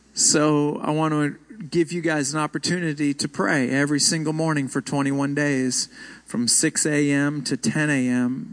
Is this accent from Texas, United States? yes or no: yes; Houston, Texas, United States; moved away; also born or lived in Rockford, Illinois; My hometown is Houston.